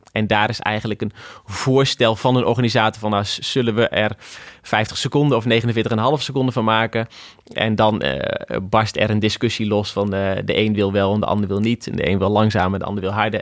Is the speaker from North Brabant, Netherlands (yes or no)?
no; Achterhoek, Gelderland, Netherlands; Ik kom inderdaad uit de Achterhoek